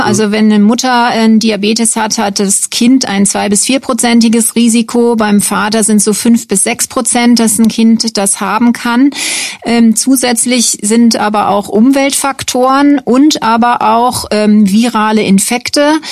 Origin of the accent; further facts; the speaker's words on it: Bonn, North Rhine-Westphalia, Germany; moved away as an adult; also born or lived in Würzburg / Dresden / Deggendorf / Frankfurt; now in Schweinfurt, Germany; Ich komme ursprünglich aus Bonn, habe da auch angefangen zu studieren